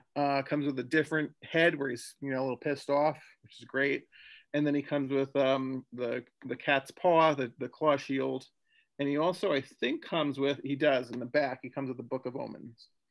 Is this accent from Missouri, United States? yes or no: no; New Jersey, United States; moved away; I'm from Jersey originally